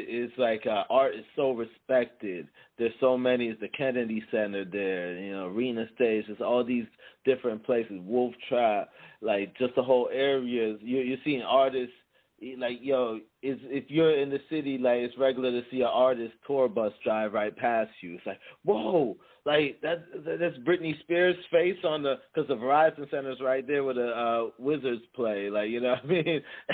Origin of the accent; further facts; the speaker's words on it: Jamaica; because I'm not originally from here, I'm Jamaican, you know what I mean?